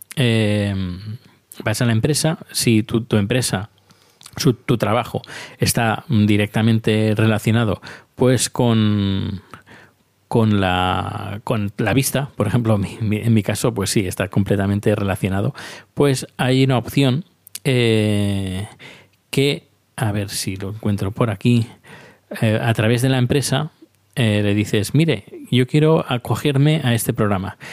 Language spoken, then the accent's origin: Spanish; Spain; now in Sweden; soy un español que está viviendo en Suecia